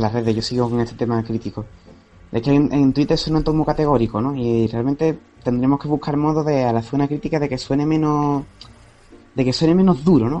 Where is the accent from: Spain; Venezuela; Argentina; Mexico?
Spain; Cádiz, Andalusia; Yo soy de Cádiz